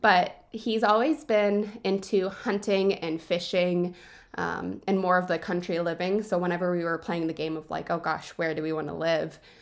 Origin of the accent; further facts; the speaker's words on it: DuBois, Pennsylvania, United States; I grew up in Du Bois